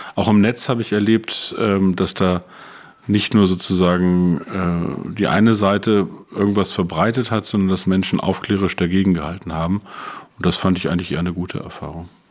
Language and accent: German; Peine, Lower Saxony, Germany; moved away as an adult; also born or lived in Brandenburg; Peine ist eine wunderbare Stadt, ist meine Heimatstadt, 50.000 Einwohner, zwischen Braunschweig und Hannover gelegen.